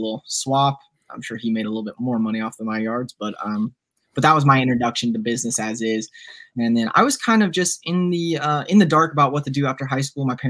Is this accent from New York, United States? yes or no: no; Nashville, Tennessee, United States; also born or lived in Franklin, Tennessee / Mississippi; born and raised in Nashville, love this little town